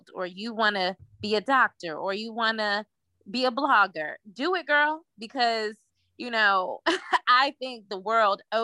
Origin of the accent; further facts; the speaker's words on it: Virginia, United States; also born or lived in Washington, District of Columbia, United States; now in Atlanta, United States; I'm originally from Virginia, like you mentioned. And I moved to Atlanta from DC